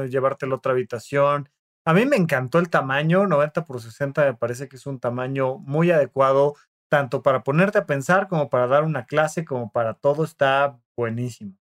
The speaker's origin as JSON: {"language": "Spanish", "town": "Toluca", "region": "State of Mexico", "country": "Mexico", "said": "Este, de donde yo vengo, escuché. Yo no dije qué pueblo. Toluca estaba en México, orgullosamente."}